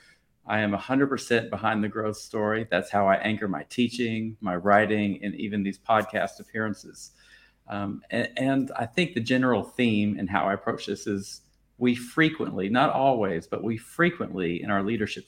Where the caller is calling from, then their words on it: Paris, Île-de-France, France; I'm calling in from Paris, France.